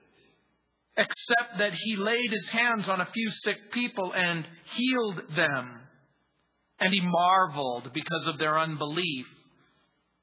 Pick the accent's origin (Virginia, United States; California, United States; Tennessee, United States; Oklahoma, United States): California, United States; Southern; also born or lived in New Orleans, Louisiana; Grew up in Southern California